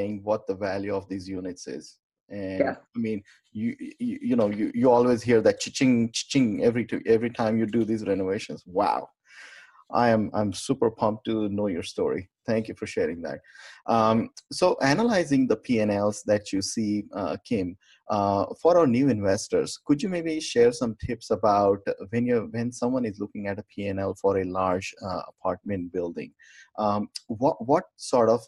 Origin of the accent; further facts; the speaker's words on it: India; moved away; back home, I'm from India and family is a big time almost in my hometown.